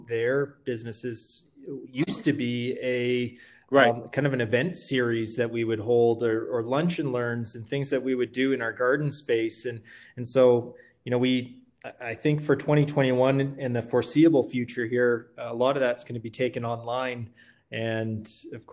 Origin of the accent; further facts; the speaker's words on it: Kelowna, British Columbia, Canada; now in Calgary, Canada; I am from Kelowna.